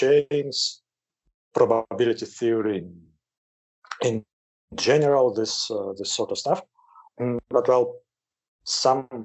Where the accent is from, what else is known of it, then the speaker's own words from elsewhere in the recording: Moscow, Russia; moved away as an adult; now in Campinas, Brazil; I'm originally from Moscow. I graduated from the Moscow State University as a mathematician. Then, more than 20 years ago, went to Brazil.